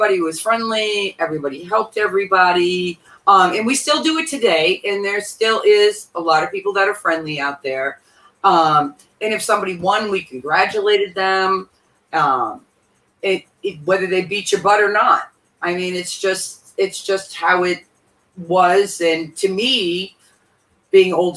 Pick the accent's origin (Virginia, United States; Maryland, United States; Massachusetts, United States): Massachusetts, United States; I'm from Massachusetts